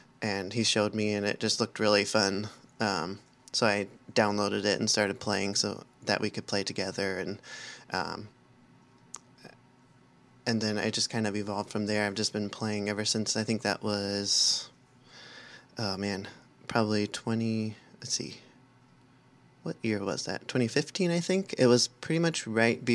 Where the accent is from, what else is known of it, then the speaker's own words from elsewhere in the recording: Southern California, United States; now in Portland, Oregon, United States; I grew up in Southern California, so I've never had snow at my house before